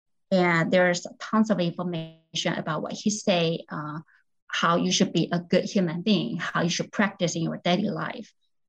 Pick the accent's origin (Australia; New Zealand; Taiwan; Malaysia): Taiwan; I was born and raised in Taiwan